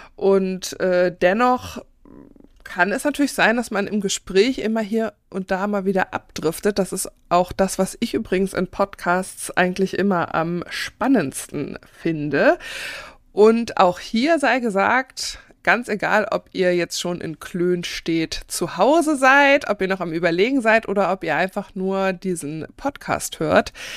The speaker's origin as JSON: {"language": "German", "region": "Northern Germany", "country": "Germany", "tie": "born or raised there", "said": "als geborene Norddeutsche"}